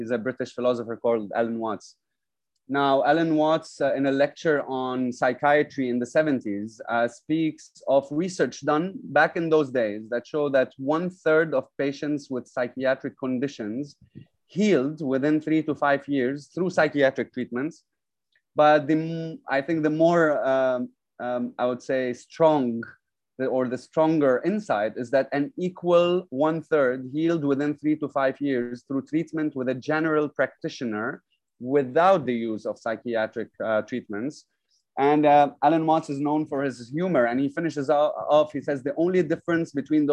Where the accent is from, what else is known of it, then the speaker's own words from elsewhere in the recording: Lebanon; now in Dubai, United Arab Emirates; I'm from Lebanon